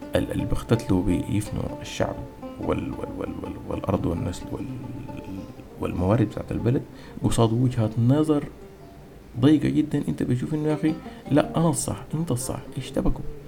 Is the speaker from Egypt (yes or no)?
no; Sudan; نحن كسودانيين